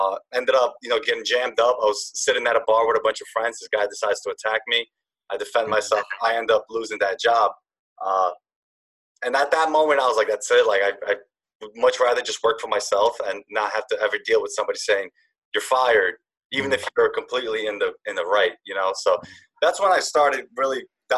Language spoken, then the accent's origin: English; Yonkers, New York, United States; I'm from Yonkers, New York